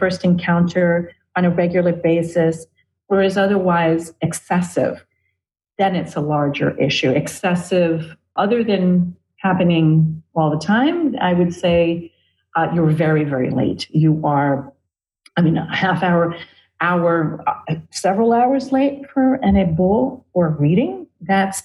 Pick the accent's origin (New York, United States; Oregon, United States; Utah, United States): New York, United States; New York City; I'm an Ashun priest of 22 years from Brooklyn